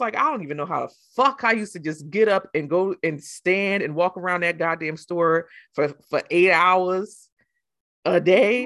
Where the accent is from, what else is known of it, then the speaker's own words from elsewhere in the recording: New Jersey, United States; I'm from Jersey